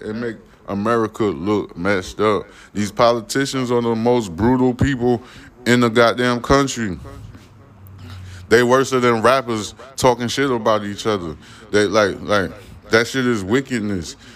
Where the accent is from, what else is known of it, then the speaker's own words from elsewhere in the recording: New York City, New York, United States; I grew up. I was born in Brooklyn, New York